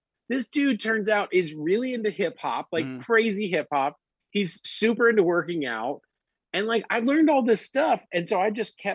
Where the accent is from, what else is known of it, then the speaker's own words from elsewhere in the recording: Birmingham, Alabama, United States; I grew up in Birmingham in a little pocket